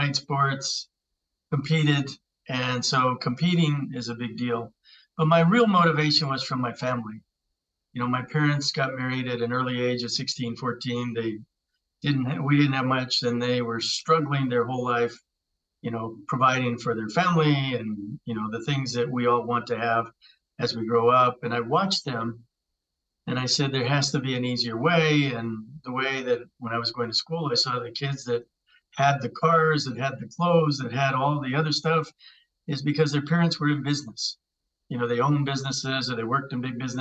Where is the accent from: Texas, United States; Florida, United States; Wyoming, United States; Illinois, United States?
Wyoming, United States; Cheyenne; I grew up in Cheyenne, Wyoming. My family's roots are in northern New Mexico